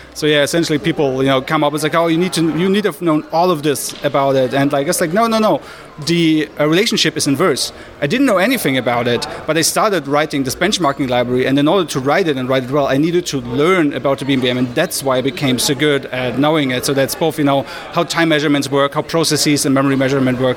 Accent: Berlin, Germany; I'm from Berlin in Germany

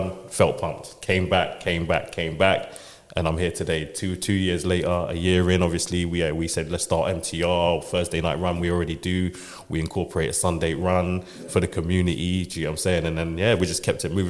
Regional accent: London, United Kingdom; also born or lived in Roehampton, South London; I was actually born in South London, Queen Mary's Hospital in Roehampton, but I've lived in West London, Shepherd's Bush, all my life

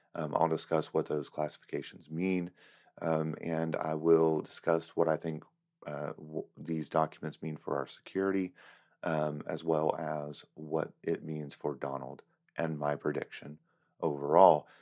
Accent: United States; as an American

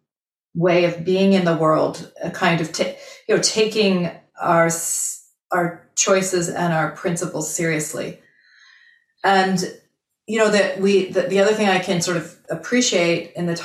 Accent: Vermont, United States; moved away as an adult; also born or lived in Utah; now in Illinois, United States; I grew up in Vermont, went to Brigham Young University for my undergrad

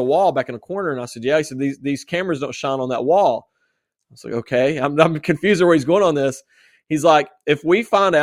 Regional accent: West Virginia, United States; West Virginia

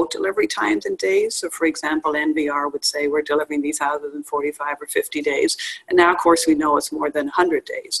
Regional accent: Dublin, Leinster, Ireland; moved away as an adult; now in United States; I grew up in Dublin, Ireland, and moved to the U.S. in 1994

